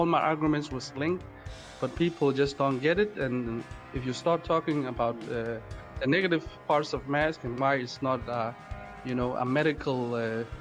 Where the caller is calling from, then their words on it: Denmark; I'm actually calling from Europe, from Denmark